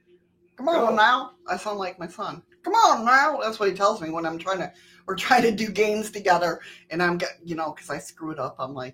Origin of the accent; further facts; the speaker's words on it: New York, United States; moved away; growing up where I did in New York